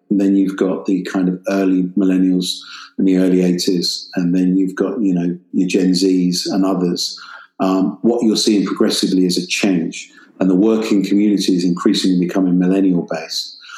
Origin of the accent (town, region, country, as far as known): United Kingdom; accent: British